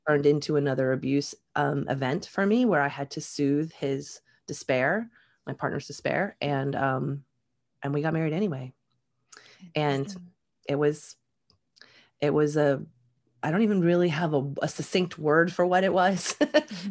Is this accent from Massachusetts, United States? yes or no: no; Jacksonville, Florida, United States; also born or lived in Upper Michigan, United States; And then we moved to Florida and I joined, my family joined a um, Southern Baptist